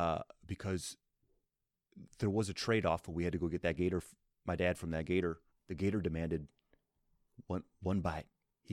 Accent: Florida, United States; I grew up in Florida.

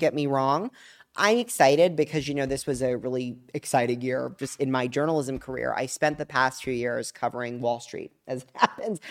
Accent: Palm Beach, Florida, United States; from South Florida, from Palm Beach, Florida

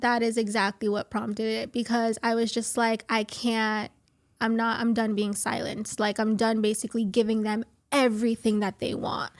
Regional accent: Miami, Florida, United States; I'm originally from Miami, Florida

